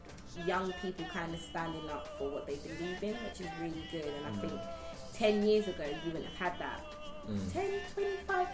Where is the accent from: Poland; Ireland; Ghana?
Ghana; now in United Kingdom; I'm Ghanaian